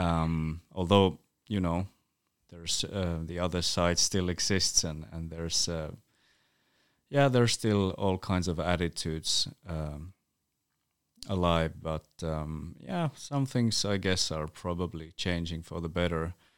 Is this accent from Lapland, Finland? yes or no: yes; Utsjoki, Lapland, Finland; first language North Sami; English is a second language; I grew up in a small village, uh, called Åtsjok or Åtsjoki, which is a Sámi village